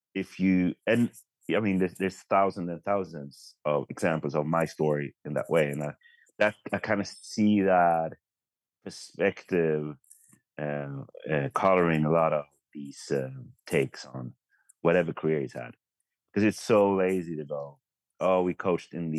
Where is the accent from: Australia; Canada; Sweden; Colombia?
Sweden; as a Swedish Spurs fan